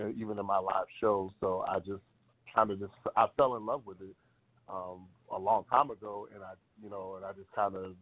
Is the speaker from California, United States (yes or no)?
no; Baltimore, Maryland, United States; moved away; I'm from Baltimore originally